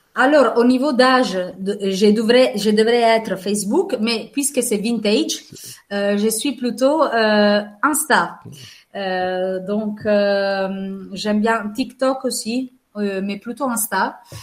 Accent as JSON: {"language": "French", "town": "Venice", "region": "Veneto", "country": "Italy", "also_born_or_lived": "Manche, France", "second_language": "French", "moved": "as an adult", "lives_now": "France", "said": "En tant qu'Italienne"}